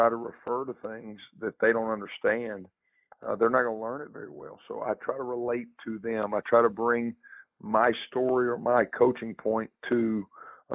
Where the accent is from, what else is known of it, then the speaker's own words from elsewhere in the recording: the South, United States; growing up in the South and growing up kind of in that Bible Belt